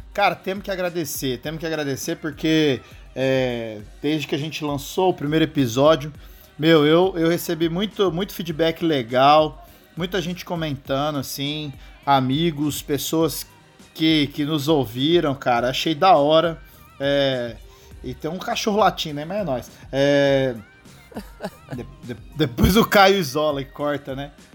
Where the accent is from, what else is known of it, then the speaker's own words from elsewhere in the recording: São José do Rio Preto, São Paulo, Brazil; eu sou de São José do Rio Preto, né? Uma cidade aqui no interior de São Paulo